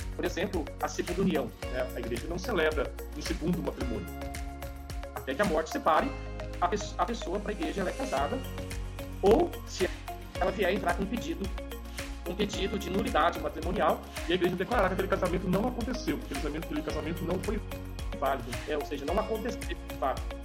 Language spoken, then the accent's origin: Portuguese; São Bento, Brazil; eu nasci lá em São Bento, né? E eu de manhãzinha, 6 horas da manhã, levantava para buscar as vacas pro meu pai lá no pasto